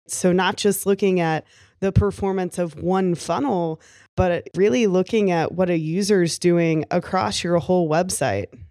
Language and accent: English; Kentucky, United States; I was from Kentucky